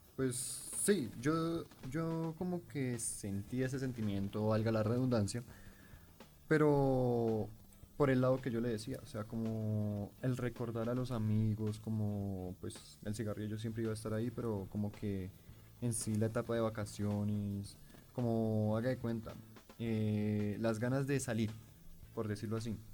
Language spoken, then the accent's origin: Spanish; Colombia; nosotros como colombianos que somos